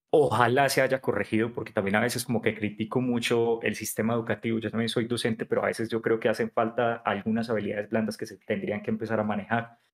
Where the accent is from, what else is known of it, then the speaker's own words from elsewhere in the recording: Pereira, Risaralda, Colombia; moved away as an adult; also born or lived in Cartagena; now in Bogotá, Colombia; soy pereirano, pues ya llevo viviendo acá en Bogotá más de 10 años, mi segunda casa